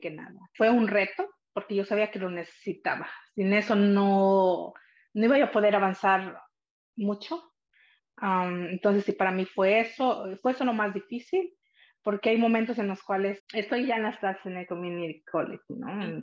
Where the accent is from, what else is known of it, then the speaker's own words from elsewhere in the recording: San Pablo Atipan, Puebla, Mexico; also born or lived in Salinas, California; now in United States; ahí crecí eh, en un pequeño pueblo que se llama San Pablo Atipan y es parte del estado de Puebla